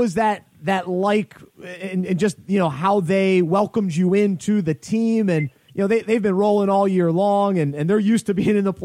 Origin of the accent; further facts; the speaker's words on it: Charlotte, North Carolina, United States; my hometown of Charlotte